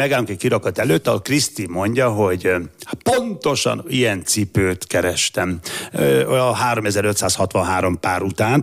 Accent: Gyula, Békés, Hungary; egyes számú általános iskolában Gyuláról beszélek, Gyulai vagyok

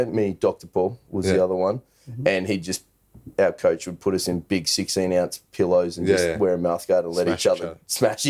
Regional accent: Brisbane, Queensland, Australia; I just grew up in Brisbane

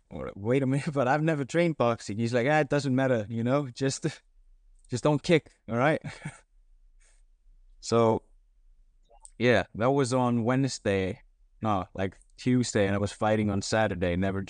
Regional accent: Reykjavik, Capital Region, Iceland; born there; But in Iceland, I was born in Reykjavik, just the capital.

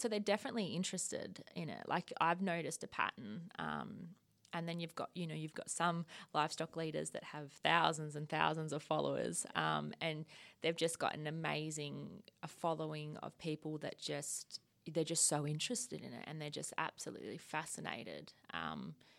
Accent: rural Victoria, Australia; moved away as an adult; also born or lived in Queensland; now in Western Australia, Australia; I grew up in, um, rural Vic

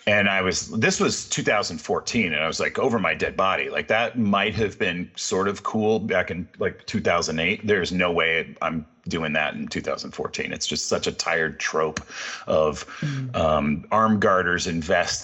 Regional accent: California, United States; I grew up in California

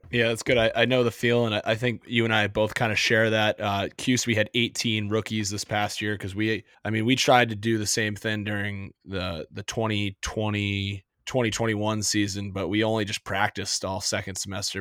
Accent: East Coast, United States; I, I'm from the East Coast

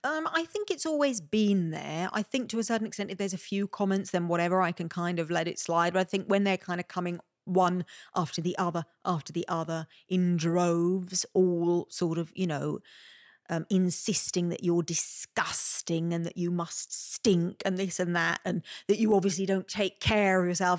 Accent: Malta; accent: Maltese; my Maltese accent

